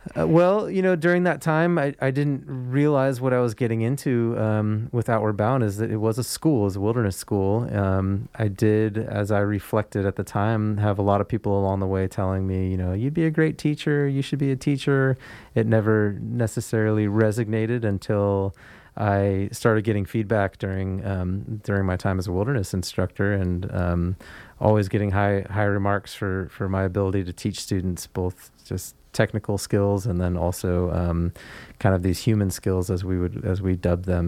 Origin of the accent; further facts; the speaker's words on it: Foster City, California, United States; moved away as an adult; also born or lived in Sacramento / Marin County / central Oregon; now in Nevada County, United States; I grew up in Foster City, grew up in a house in Foster City, and attended school, uh, through high school in San Mateo, California